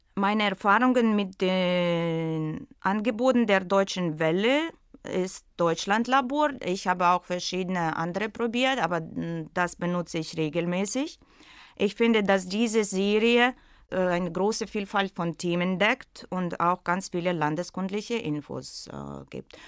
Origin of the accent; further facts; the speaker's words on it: Russia; German is a second language; moved away as an adult; also born or lived in St. Petersburg, Russia; now in Sharm el-Sheikh, Egypt; weil ich in Russland geboren bin